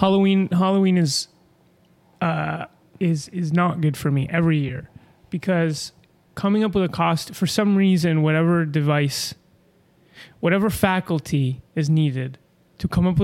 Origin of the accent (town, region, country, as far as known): Argentina; now in United States